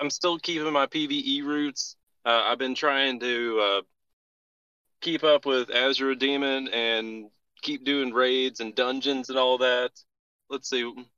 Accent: Kentucky, United States; I'm working on starting up a disc golf shop in my hometown

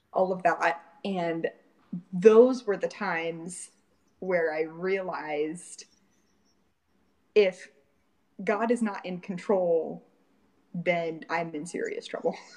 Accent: Fort Pierce, Florida, United States; I grew up in a little small town in Fort Pierce, Florida.

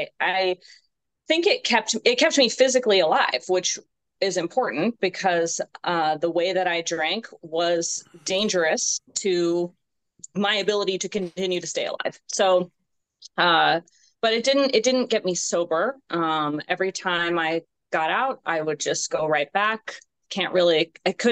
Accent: California, United States; moved away as an adult; now in Virginia, United States; I'm originally from California, and I moved up here to Virginia in 2014 for my job

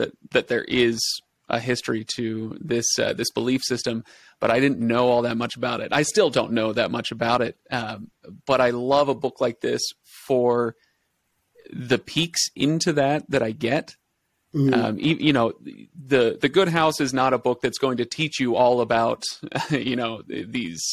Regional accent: Washington, United States; moved away; also born or lived in Utah; I grew up in Washington State

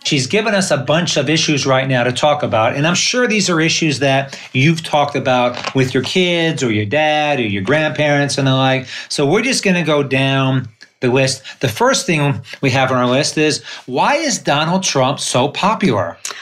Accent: Northeast Pennsylvania, United States; now in San Diego, United States; I'm from Northeast Pennsylvania in the coal regions of Pennsylvania.

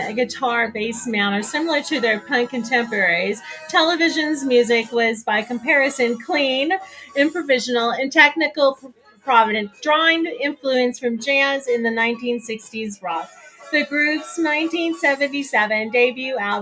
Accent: California, United States; growing up in California.

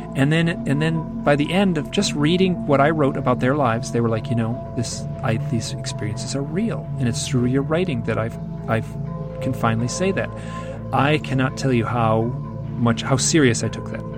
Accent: Michigan, United States; I'm from Michigan, which is in the Midwest of America, and we're all very polite

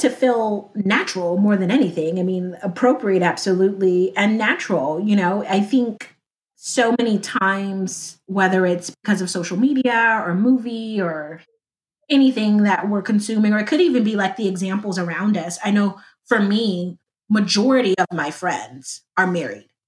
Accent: Compton, California, United States; I am from Compton, California, uh, LA area, born

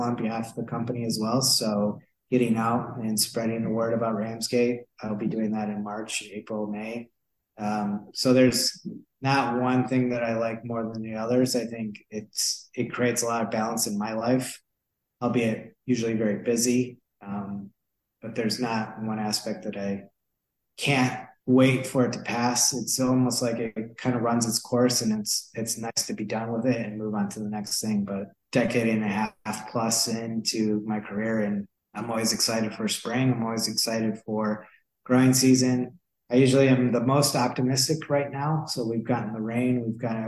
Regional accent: Michigan, United States; moved away as an adult; now in Sonoma, United States; Even as a kid growing up in Michigan

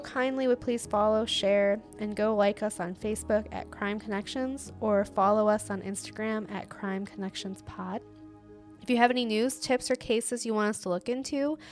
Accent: Toledo, Ohio, United States; I'm from Toledo. I'm not from Columbus

